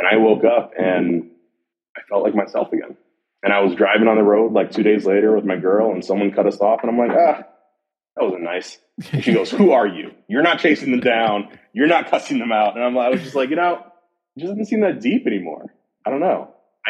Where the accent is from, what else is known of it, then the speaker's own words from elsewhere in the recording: Jamaica; Again, I'm Jamaican, so we work a lot.